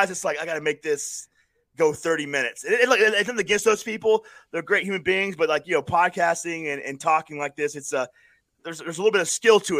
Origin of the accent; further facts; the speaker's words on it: Florida, United States; I just because I grew up in Florida, and so the bands like